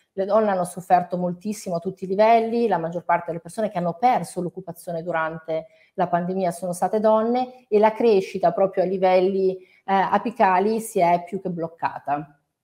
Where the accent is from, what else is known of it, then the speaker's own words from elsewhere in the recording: Italy; io adoro il mio paese